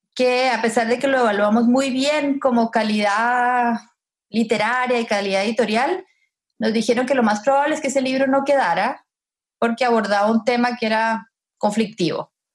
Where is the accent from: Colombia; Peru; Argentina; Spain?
Colombia; moved away as an adult; now in Chile; nací en Chile, pero pasé los primeros 20 años de mi vida en Colombia.